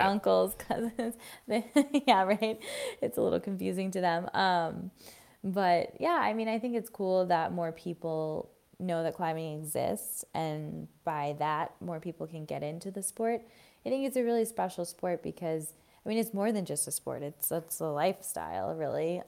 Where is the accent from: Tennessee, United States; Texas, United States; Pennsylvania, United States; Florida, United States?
Florida, United States; I grew up in Florida, the flattest place on earth